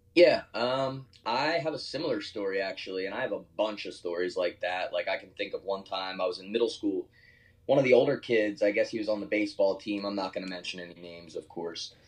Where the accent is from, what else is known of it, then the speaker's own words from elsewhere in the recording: Horsham, Pennsylvania, United States; moved away as an adult; now in Austin, United States; I don't want to diss my hometown. I love Philadelphia. I love Horsham